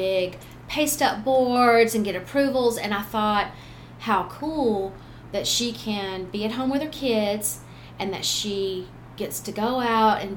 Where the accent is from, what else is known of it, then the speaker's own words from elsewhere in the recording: South Georgia, United States; also born or lived in Roswell, Georgia / Newnan, Georgia; grew up together in South Georgia. And then I moved to Noonan